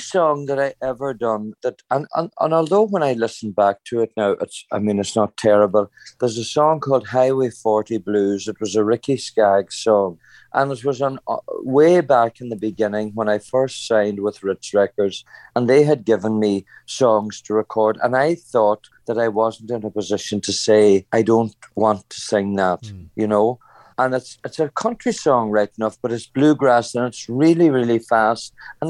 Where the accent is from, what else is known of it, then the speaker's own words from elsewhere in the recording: Ireland; You know, I have to say that took me by surprise, because I really did not think, you know, being Irish, that I could be honoured like that.